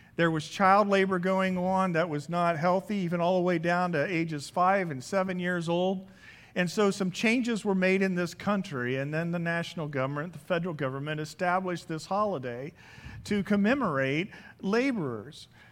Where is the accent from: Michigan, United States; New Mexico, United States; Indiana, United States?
Indiana, United States; around Indianapolis, United States; moved away as an adult; now in California, United States; Growing up in Indianap- in Indiana, around Indianapolis